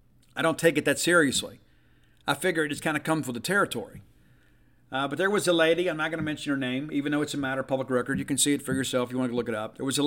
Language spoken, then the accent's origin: English; Southern United States, United States; born there; maybe it's because I was born in the South.